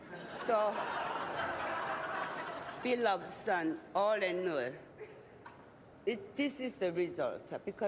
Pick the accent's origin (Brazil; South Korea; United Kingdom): South Korea; As you know, I'm from Korea